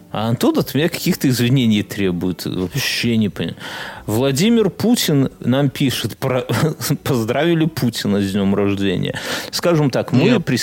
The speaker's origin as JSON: {"language": "Russian", "town": "Vilnius", "region": "Vilnius County", "country": "Lithuania", "lives_now": "Poland", "said": "Я из Вильнюса приехал, то есть Вильнюс это не Европа в ее, наверное, картине мира, да?"}